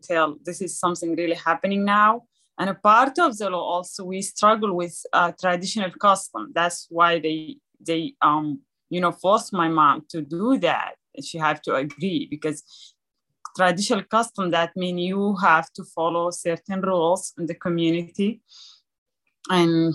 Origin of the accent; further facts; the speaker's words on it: Sudan; moved away; being born in a refugee camp in Sudan, beautiful country in Africa.